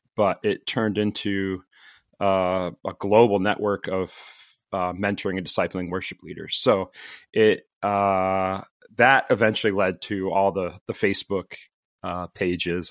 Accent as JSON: {"language": "English", "region": "Connecticut", "country": "United States", "tie": "born or raised there", "also_born_or_lived": "the Carolinas / Florida", "moved": "yes", "lives_now": "Farmington, United States", "said": "I grew up in Connecticut"}